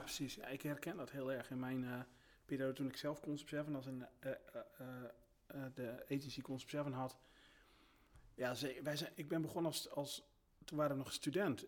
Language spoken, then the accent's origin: Dutch; Groningen, Netherlands; moved away as an adult; now in Friesland, Netherlands; ik kom zelfs uit Groningen en, ehm, daar woonde ik toen ook.